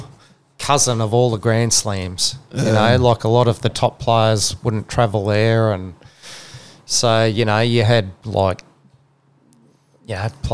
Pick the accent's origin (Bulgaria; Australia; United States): Australia; New South Wales; I was a New South Wales fan, growing up in New South Wales